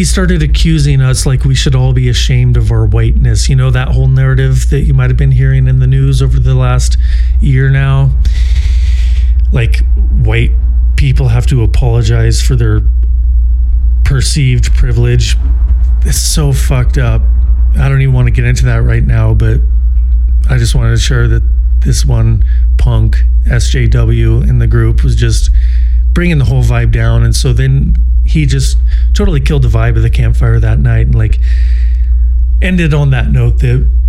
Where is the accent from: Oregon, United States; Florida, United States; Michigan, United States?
Oregon, United States; Portland; moved away; the once great city of Portland, Oregon, which is my hometown